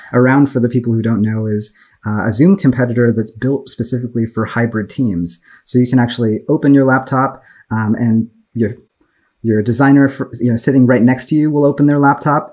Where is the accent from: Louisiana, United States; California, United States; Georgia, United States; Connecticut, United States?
California, United States; Bay Area; I grew up in the Bay Area in tech